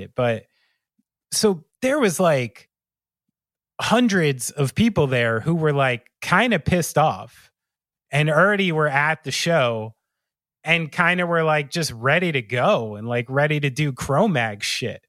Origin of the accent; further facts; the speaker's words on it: New Jersey, United States; someone like me from New Jersey